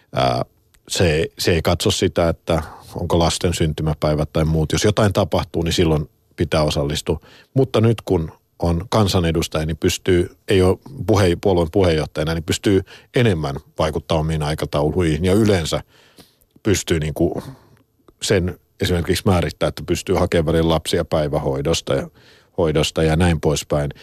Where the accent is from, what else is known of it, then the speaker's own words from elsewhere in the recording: Helsinki, Uusimaa, Finland; olen täällä Pasila studiosta, mä oon to, kotoisin tuosta noin 300 metrin päästä